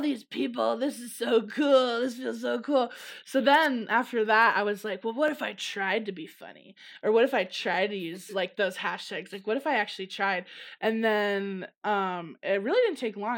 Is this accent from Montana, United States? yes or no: no; Downers Grove, Illinois, United States; moved away as an adult; also born or lived in Los Angeles; now in Arizona, United States; from the suburbs of Chicago, Jenners Grove. Grew up there in the same house since I was eighteen